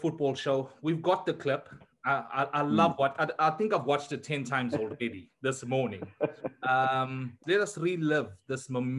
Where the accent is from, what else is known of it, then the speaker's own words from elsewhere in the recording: South Africa; as a South African